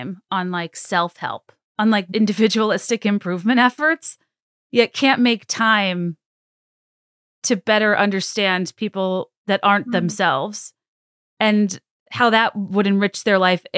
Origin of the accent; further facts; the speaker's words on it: Central Virginia, United States; I grew up in Central Virginia